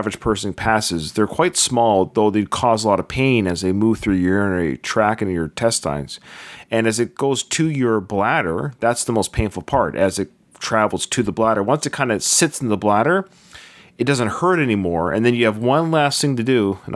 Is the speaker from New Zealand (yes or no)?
no; Canada; he and I have something in common other than being Canadian